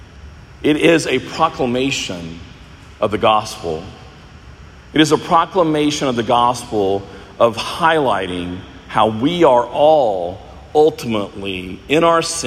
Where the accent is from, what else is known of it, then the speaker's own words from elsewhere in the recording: United States; being an American where we have so many riches